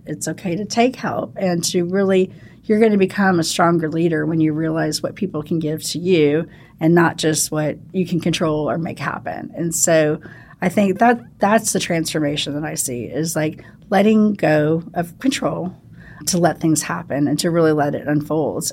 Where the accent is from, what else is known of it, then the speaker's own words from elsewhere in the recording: St. Louis, Missouri, United States; moved away; I actually grew up in Saint Louis, uh, Missouri